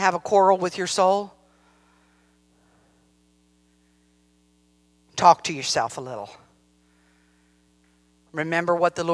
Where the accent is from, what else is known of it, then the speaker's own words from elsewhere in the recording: Columbus, Ohio, United States; moved away; also born or lived in Tennessee; I was raised in Columbus, Ohio